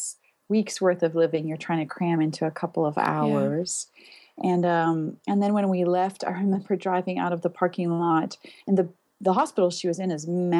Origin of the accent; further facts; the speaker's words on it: Pretoria, Gauteng, South Africa; moved away; I'm from South Africa originally, and we lived in the city of Pretoria